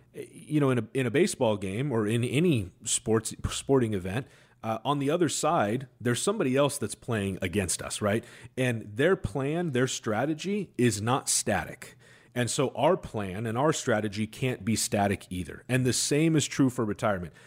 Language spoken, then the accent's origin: English; Seattle, Washington, United States; I'm homegrown, right? I'm from Seattle